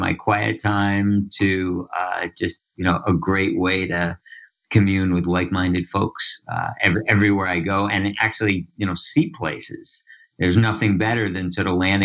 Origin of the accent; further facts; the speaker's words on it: Larchmont, New York, United States; I grew up in Larchmont, New York, which is a little town about a half hour northeast of New York City on Long Island Sound